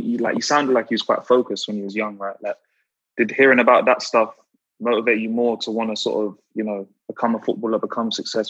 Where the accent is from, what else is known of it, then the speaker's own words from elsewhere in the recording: London, United Kingdom; growing up in South as well, like coming from them areas.